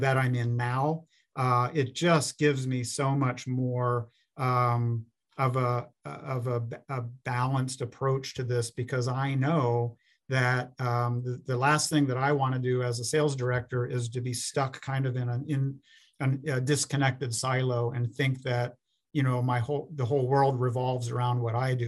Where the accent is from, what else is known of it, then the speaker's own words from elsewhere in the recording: Pennsylvania, United States; moved away as an adult; also born or lived in Florida / Minnesota; now in Minneapolis–Saint Paul, United States; my home state of Pennsylvania